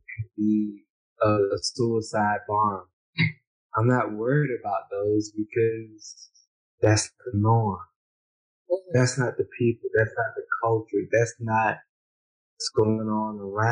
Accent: United States; moved away as an adult; now in Honduras; growing up in America

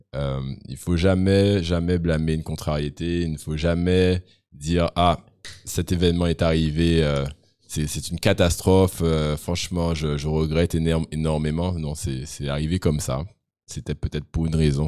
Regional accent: Guadeloupe; je suis Guadeloupéen de 37 ans

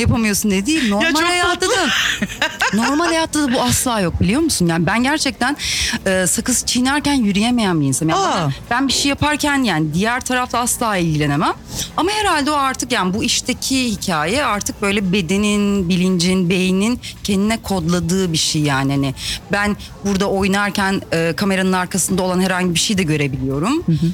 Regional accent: Elmalı, Antalya, Turkey; Elmalı'da, e, doğup büyüdüm ve orada okudum

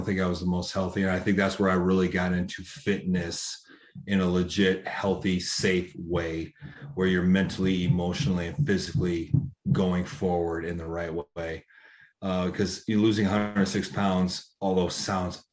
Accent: Iowa, United States; moved away; also born or lived in Phoenix; Iowa. So Midwest, on a farm

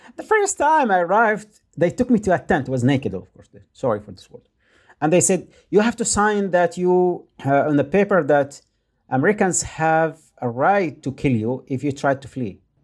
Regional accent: Yemen; English is a second language; moved away; I am from Yemen

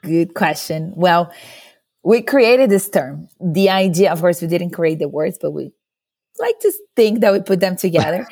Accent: Brazil; moved away as an adult; now in San Francisco, United States; I'm originally from Brazil, but I've been living in the U S for almost eight years now

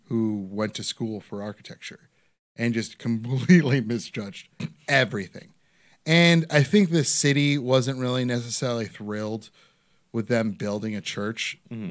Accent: Parma, Ohio, United States; I grew up in Parma

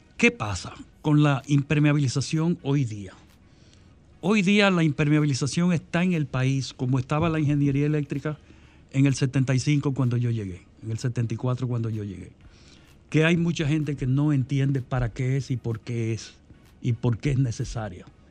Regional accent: Dominican Republic; en mi país, la República Dominicana

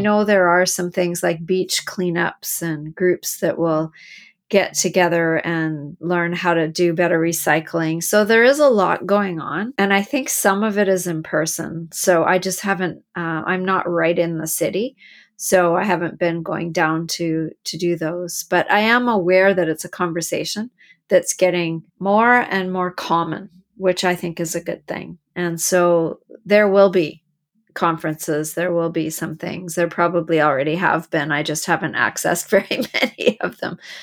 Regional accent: Canada; I'm from Canada

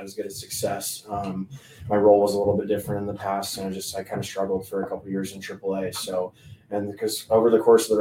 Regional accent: Central Coast of California, United States; moved away as an adult; now in Arizona, United States; I was born and raised in Central Coast of California. I moved to Arizona in 2012 to go to ASU.

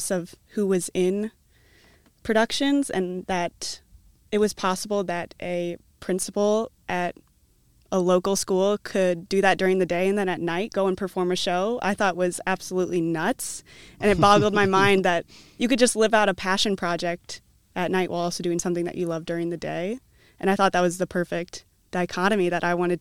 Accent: Cedar Rapids, Iowa, United States; also born or lived in Des Moines / New York City; I was born and raised here in Cedar Rapids

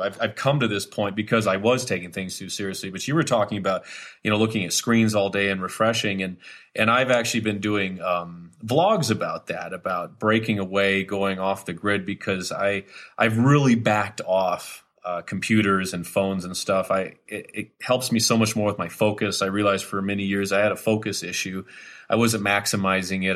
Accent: Wisconsin, United States; when I was a kid growing up in Wisconsin

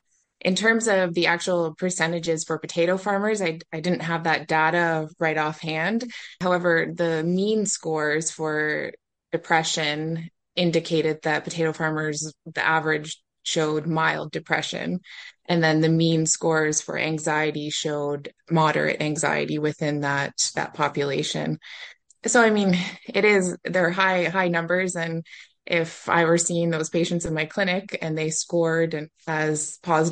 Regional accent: Nova Scotia, Canada; moved away as an adult; now in Prince Edward Island, Canada; I'm originally from Nova Scotia, where I grew up on a beef farm

